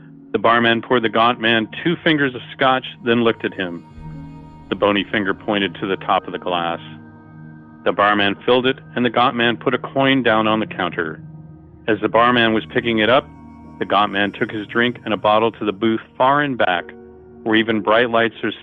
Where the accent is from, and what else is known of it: Los Angeles, California, United States; born or raised there; now in Morro Bay, United States